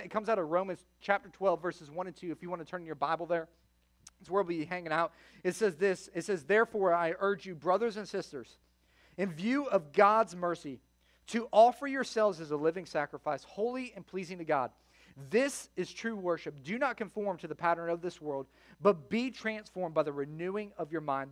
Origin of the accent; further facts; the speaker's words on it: Florida, United States; also born or lived in Chicago, Illinois; I grew up between Fort Myers and the Sarasota Bradenton area for most of my childhood. I'm originally from Chicago